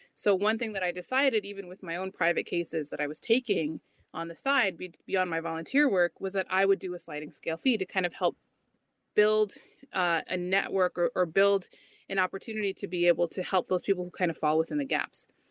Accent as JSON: {"language": "English", "town": "Cedar Rapids", "region": "Iowa", "country": "United States", "said": "I'm from Cedar Rapids, Iowa"}